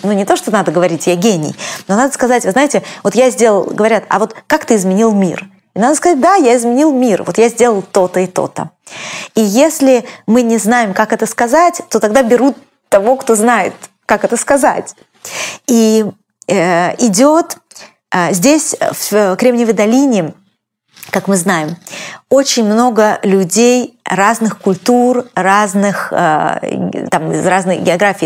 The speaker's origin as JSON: {"language": "Russian", "country": "Russia", "moved": "yes", "lives_now": "United States", "said": "я из России"}